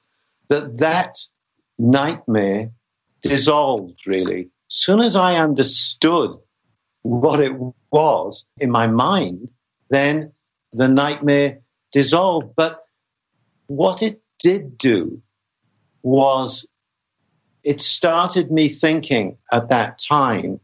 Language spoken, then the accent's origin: English; Wales, United Kingdom; I was born in Wales